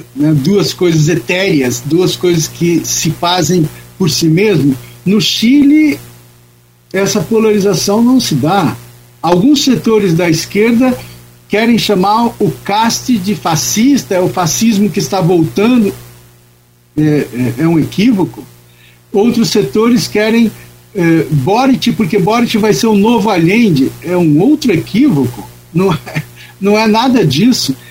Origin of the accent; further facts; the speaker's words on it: Brazil; nós aqui brasileiros